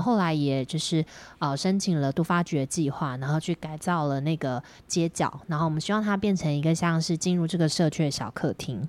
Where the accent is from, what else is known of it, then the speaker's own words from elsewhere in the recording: Miaoli County, Taiwan; also born or lived in Taipei; now in Taoyuan, Taiwan; 我是台北出生，然后搬到苗栗的苗栗人